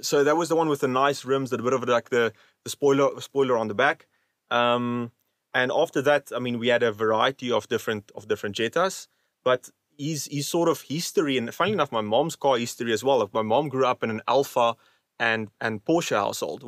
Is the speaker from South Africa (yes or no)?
yes; Overberg, Western Cape, South Africa; growing up in the Overberg